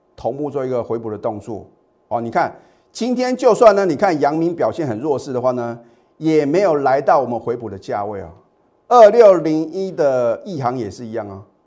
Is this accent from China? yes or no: no; Taiwan; 我们台湾的话呢，我们，呃，中华民国的话呢，都是什么？放农历年嘛